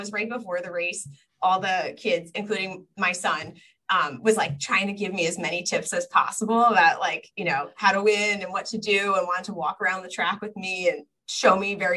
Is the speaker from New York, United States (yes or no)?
yes; Long Island, New York, United States; also born or lived in Washington, D.C.; I grew up in New York. I grew up on Long Island